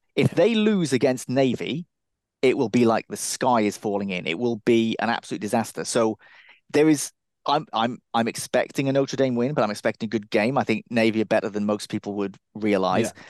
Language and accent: English; Cardiff, Wales, United Kingdom; I'm originally from Cardiff, and that, I considered that to be a party town.